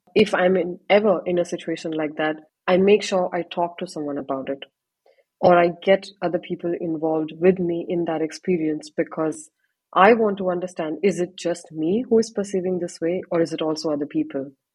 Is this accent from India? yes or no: yes; Panipat, Haryana, India; moved away as an adult; also born or lived in Chandigarh / Pune / Mumbai / Ahmedabad; now in Erlangen, Germany; from a town called Panipat, based in the state of Haryana. It's a very small town.